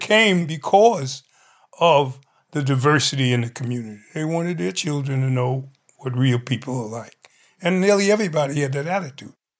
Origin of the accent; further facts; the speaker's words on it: New York City, New York, United States; me being a New Yorker, I'm familiar with the different communities in New York